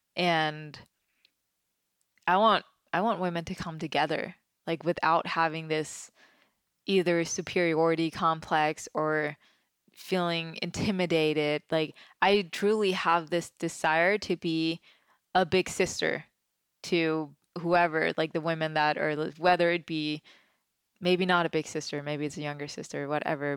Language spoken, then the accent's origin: English; Denmark; now in Los Angeles, United States; growing up, I grew up in Denmark, which is very different than you know, small town country Denmark